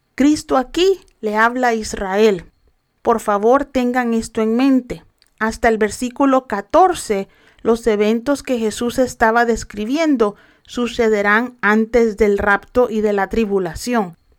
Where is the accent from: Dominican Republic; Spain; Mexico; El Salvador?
El Salvador; mi país El Salvador